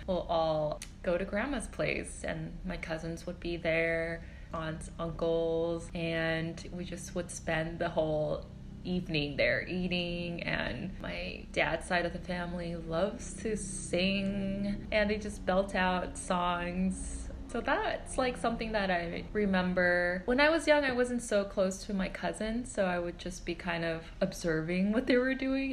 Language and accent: English; Southern California, United States; moved away as an adult; now in New York City, United States; I grew up in SoCal.